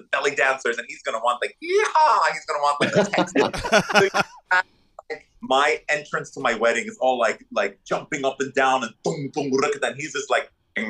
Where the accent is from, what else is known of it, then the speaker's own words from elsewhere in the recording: Dubai, United Arab Emirates; born there; I was born in Dubai in the Middle East, in the desert.